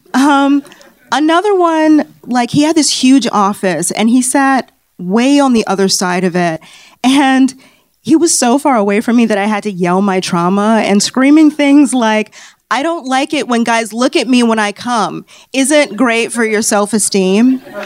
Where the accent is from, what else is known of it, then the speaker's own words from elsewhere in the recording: Chicago, Illinois, United States; moved away as an adult; now in Los Angeles, United States; I'm originally from Chicago